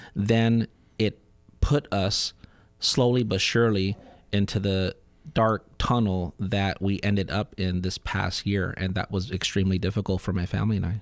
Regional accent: Southern California, United States; born and raised in Southern California

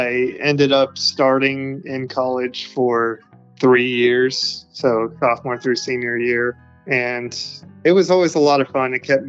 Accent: Charlotte, North Carolina, United States; also born or lived in Kansas City, Kansas; So I grew up most of the time in North Carolina. I say Charlotte is my hometown, but I originally grew up a little bit in Kansas City, Kansas, which was a bit of a weird experience.

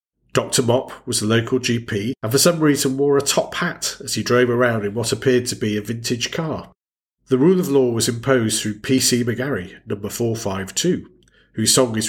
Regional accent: United Kingdom; Great to have you listening as we continue our celebration of growing up in Britain during the 1970s and the part that television played in our lives.

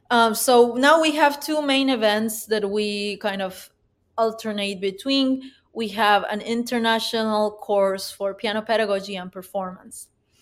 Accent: Peru; English is a second language; We went to my hometown, which now has a grand piano and now has a music school.

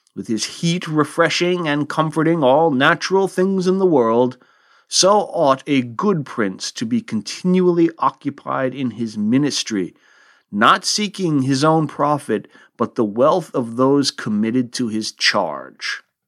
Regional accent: United States; here, In the good old U S

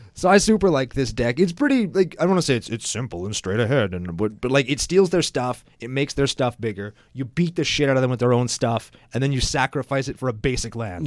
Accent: Saskatchewan, Canada; we're from Saskatchewan

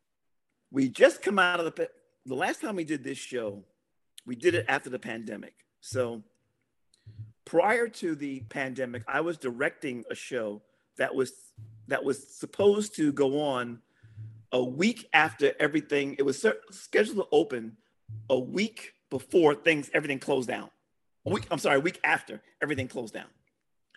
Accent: New York City, New York, United States; I'm from Brooklyn

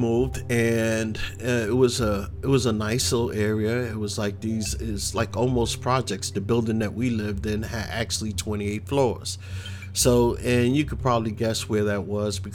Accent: New York City, New York, United States; also born or lived in Queens, New York; growing up in the Bronx

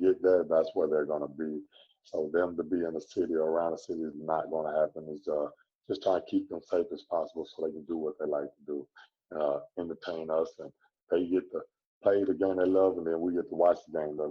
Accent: Texas, United States; also born or lived in Phoenix / Memphis; now in Orlando, United States; I'm from Texas

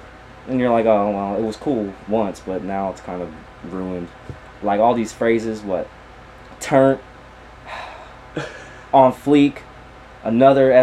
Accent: Meadville, Pennsylvania, United States; I'm actually from Meadville, PA

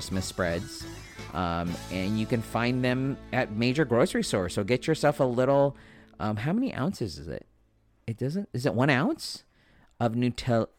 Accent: Spring Valley, United States; I'm just some kid from Spring Valley who grew up here

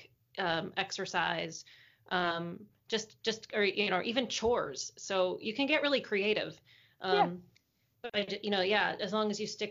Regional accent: United States; first language English; Like most Americans

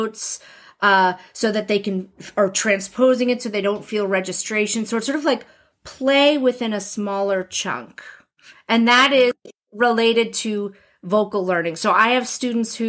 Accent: New Jersey, United States; I grew up in New Jersey with the mafia

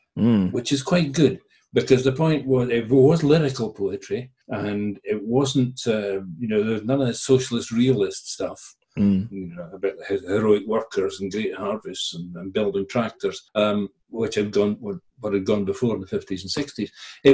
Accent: Galway, Connacht, Ireland; born there; also born or lived in Lagos, Nigeria / Edinburgh, United Kingdom / England / China; Me, I was born in Galway, but I lived in Lagos and I lived in Edinburgh. And as an adult, I've lived in England and China and Hong Kong.

